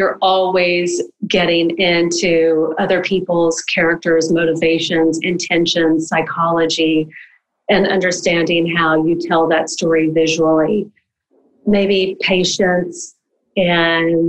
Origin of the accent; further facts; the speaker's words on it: the South, United States; I was brought up in the South